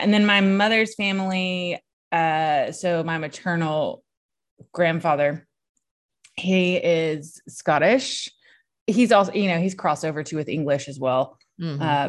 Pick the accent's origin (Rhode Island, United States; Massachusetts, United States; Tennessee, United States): Tennessee, United States; Loretto